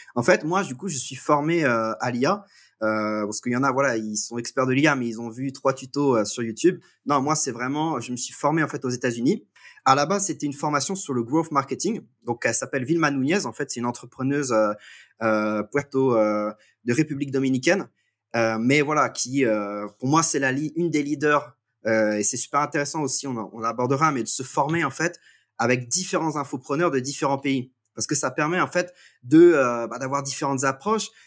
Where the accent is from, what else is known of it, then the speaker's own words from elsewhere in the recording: Guingamp, Brittany, France; je suis euh, français, breton même. je vis en fait je viens de, de Guingamp qui est une ville de, 7000 habitants